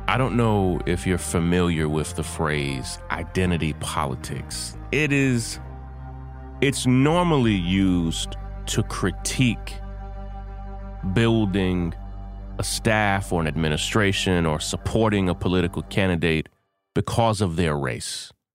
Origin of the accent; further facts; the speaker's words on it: Kentucky, United States; the state of Kentucky, my home state.